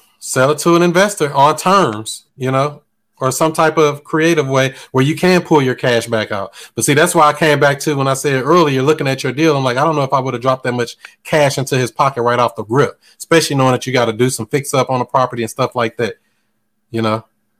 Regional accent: Bridgeport, Connecticut, United States; now in Raleigh, United States; I live in Raleigh, but I'm from Bridgeport, Connecticut.

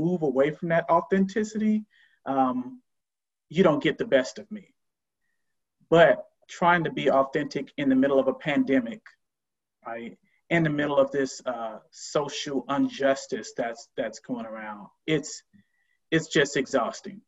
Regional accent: Miami, Florida, United States; moved away as an adult; now in Oakland, United States; I'm originally from the South, originally from Miami, Florida, born and raised, and have lived out West for quite some time.

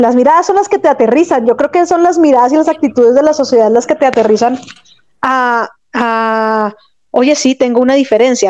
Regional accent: Bogotá, Colombia; yo soy de Bogotá, Colombia

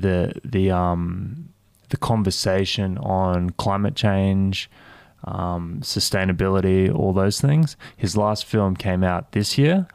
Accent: Cairns, Queensland, Australia; moved away; I grew up in Cairns

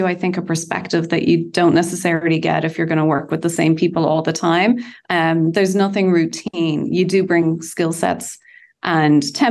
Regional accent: Bray, Leinster, Ireland; in my hometown of Bray in Ireland

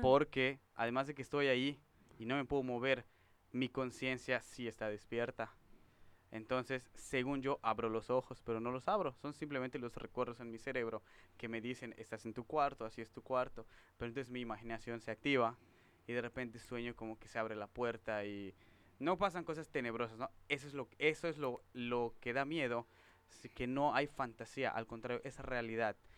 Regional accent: Yucatán, Mexico; Yo soy el único yucateco

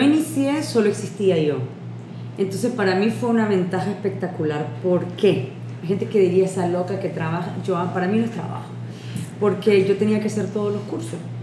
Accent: Nicaragua; ¿y de dónde soy de Nicaragua?

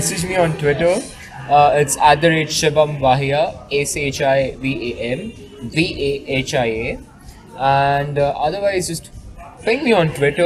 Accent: India; I'm flying back to the shittiest country. I love my country, but I still find it to be the shittiest country

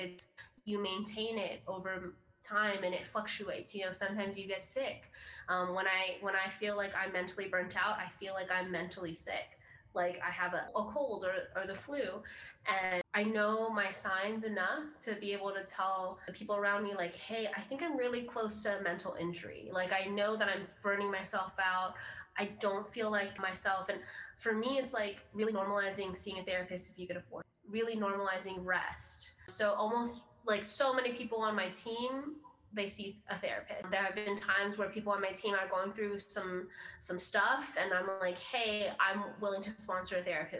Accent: Philippines; It's like, well, I am Filipino. That's a part of who I am.

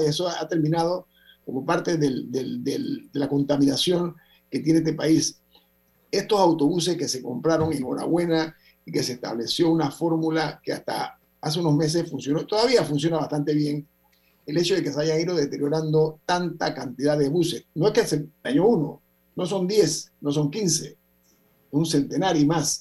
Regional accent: Panama; yo soy panameño

